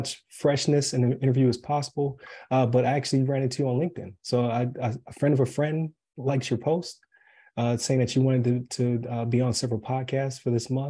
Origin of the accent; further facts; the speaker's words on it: Buffalo, New York, United States; moved away as an adult; now in Wesley Chapel, United States; I'm from Buffalo originally.